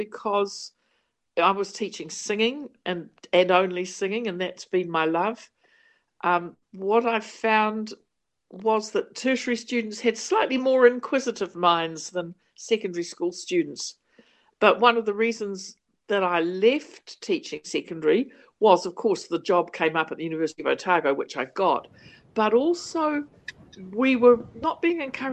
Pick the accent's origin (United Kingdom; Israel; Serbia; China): United Kingdom; England; moved away; I was born in England, brought up in England